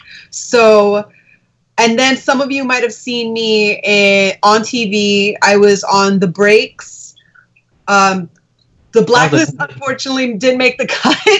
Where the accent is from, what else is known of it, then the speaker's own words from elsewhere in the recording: New York City, New York, United States; I was born and raised in Queens, New York.